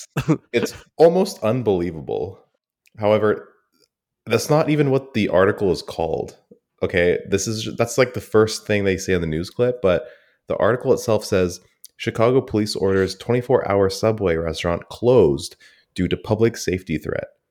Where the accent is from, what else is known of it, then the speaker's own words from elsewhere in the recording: Canada; I'm so detached from Canadian anything